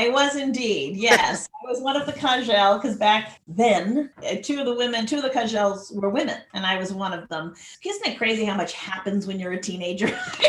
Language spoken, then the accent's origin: English; Santa Barbara, California, United States; I am originally born and raised in Santa Barbara, California, the hardscrabble streets of Santa Barbara.